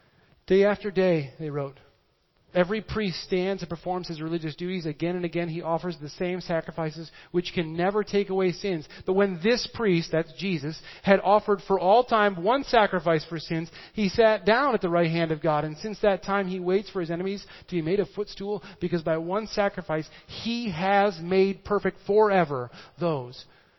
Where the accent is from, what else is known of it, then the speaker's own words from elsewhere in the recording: Midwest, United States; I am from the Midwest, and what we do is we take a scrub brush and we just scrub that up.